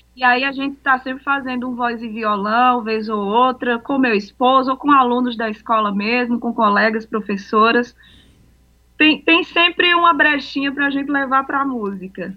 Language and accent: Portuguese; Aurora, Ceará, Brazil; eu sou de Aurora.